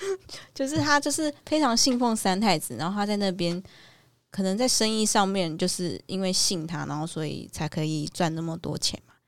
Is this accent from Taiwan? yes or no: yes; Taiwan; 规定我们台湾人一定都要去